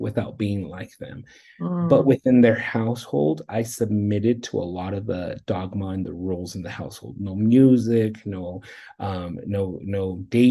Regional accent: Redlands, California, United States; now in Colorado, United States; In Southern California, in Southern California, Redlands.

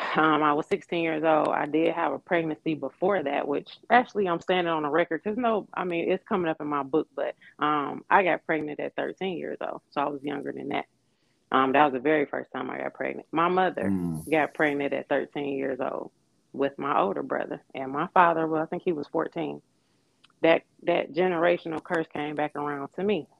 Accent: Detroit, Michigan, United States; moved away as an adult; also born or lived in Atlanta; I am from Detroit, Michigan. I was born and raised here.

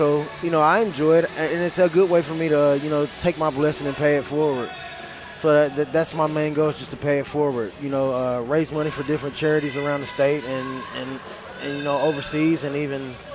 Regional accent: West Virginia, United States; it's my home state, so, you know, I'm here to cheer on the team like everybody else in the state of West Virginia

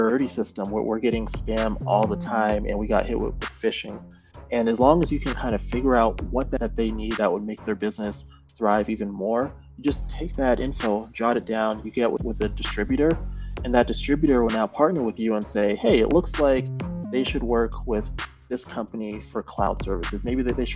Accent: Cambridge, Massachusetts, United States; I am originally from Massachusetts area. So I grew up in, I guess, Cambridge is my original place that I lived

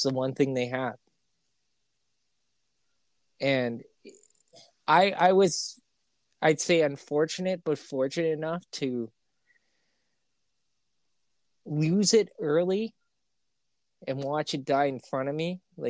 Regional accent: Canada; It's because my internet's slower. I'm Canadian.

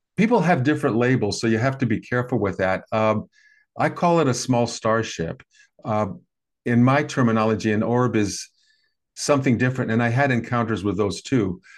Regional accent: American Midwest, United States; I grew up in the American Midwest in the sixties and seventies

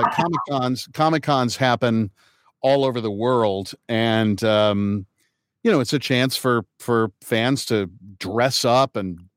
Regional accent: Kokomo, Indiana, United States; also born or lived in Manhattan, New York; was born at Manhattan Lying In Hospital and lived in Lincoln Towers until I was two. Uh, so right off of West End there, and then um, moved to Kokomo, Indiana.

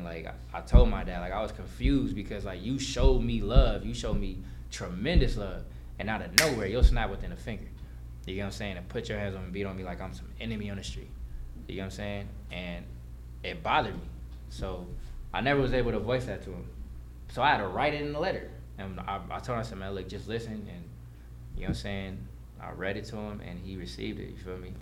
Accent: Los Angeles, California, United States; also born or lived in Valencia, California / Lancaster, California; I'm from Van Nuys, you feel me, like, and was raised out there

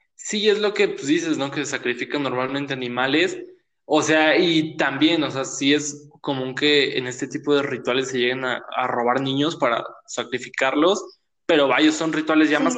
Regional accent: Mexico; soy moreno y soy mexicano

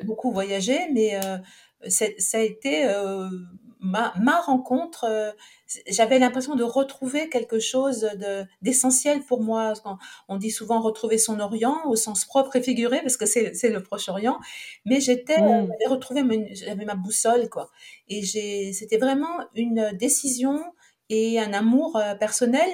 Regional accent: Saint-Étienne, Auvergne-Rhône-Alpes, France; moved away as an adult; also born or lived in Montpellier; je suis née à Saint-Étienne

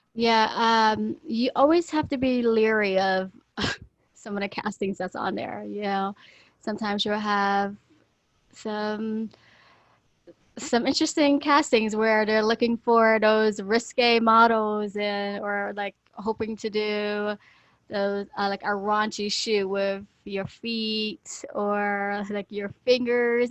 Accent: Florida, United States; moved away as an adult; I moved from my home state of Florida to here to further my career as a model

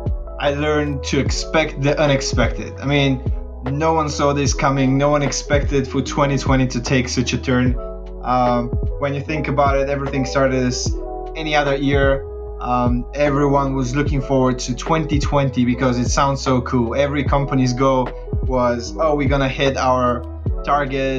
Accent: Bulgaria; moved away as an adult; also born or lived in Lancaster, United Kingdom; now in London, United Kingdom; I'm from Bulgaria, but I moved to the UK about 8 years ago.

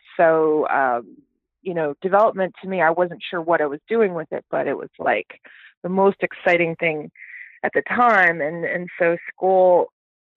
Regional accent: Houston, Texas, United States; also born or lived in Toronto, Canada / Calgary, Canada; I grew up in the great state of Texas

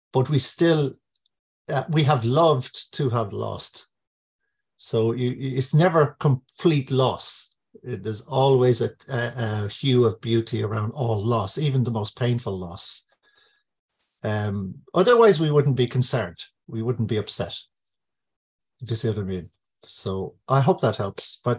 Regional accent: Ireland; I grew up in Ireland during the euphemistically described Troubles, which came very close to us.

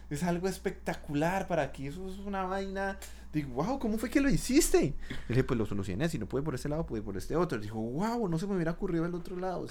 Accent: Colombia; moved away as an adult; now in Canada; yo me fui de Colombia

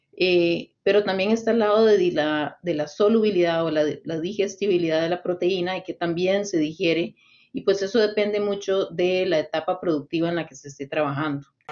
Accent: Costa Rica; soy originaria de Costa Rica

